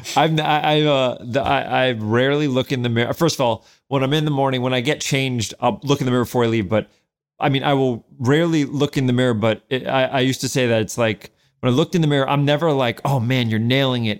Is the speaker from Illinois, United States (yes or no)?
no; New York City, New York, United States; moved away as an adult; also born or lived in Edgemont, Westchester, New York / Manhattan, New York; I was born in Albert Einstein Hospital, and then I grew up in the North Bronx